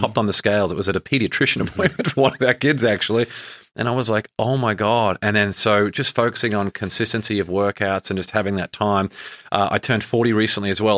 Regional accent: Australia; moved away; growing up in Australia

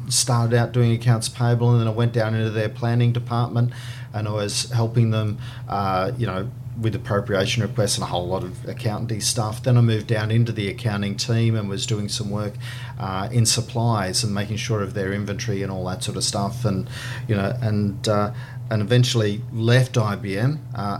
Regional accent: Sydney, New South Wales, Australia; now in Brisbane, Australia; I was born down in Sutherland Shire in Sydney

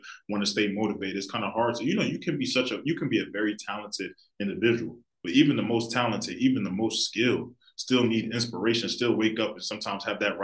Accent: Philadelphia, Pennsylvania, United States; I love my city to death, and I'm sure a lot of people really born and raised in Philly will tell you that you love the city, you grow up in the city, you feel like, I feel like us Philadelphians

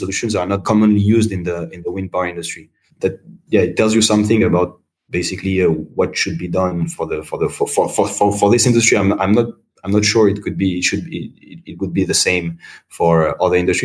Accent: Paris, Île-de-France, France; moved away as an adult; also born or lived in Beijing, China; my hometown, to Paris.

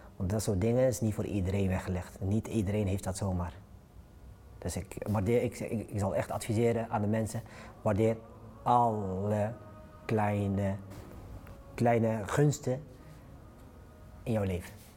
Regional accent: 's-Hertogenbosch, North Brabant, Netherlands; also born or lived in Morocco; woon achter in Den Bosch, eh, Noord-Brabant, eh, geboren in Marokko, eh, op vierjarige leeftijd naar Nederland gekomen

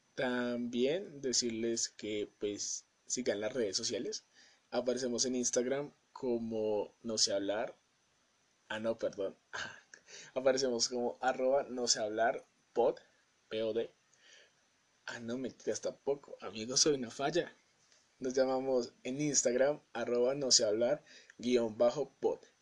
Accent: Colombia; soy de Colombia

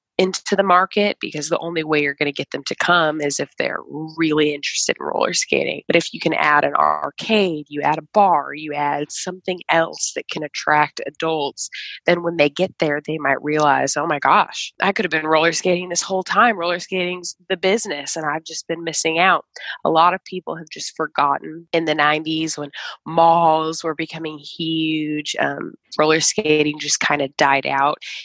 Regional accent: Chicago, Illinois, United States; moved away; I am from Chicago, Illinois

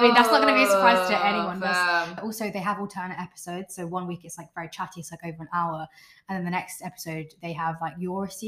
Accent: London, United Kingdom; born and raised in London

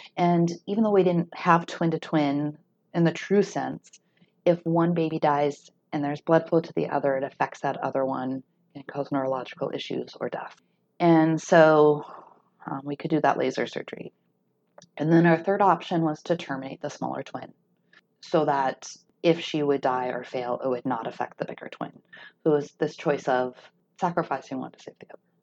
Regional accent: North Dakota, United States; growing up in a conservative community, growing up in North Dakota

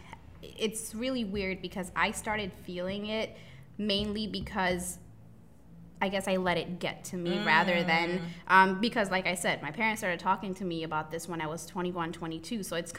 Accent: India; And I'm from a Southeast Asia background. Mm-hmm. I'm from India.

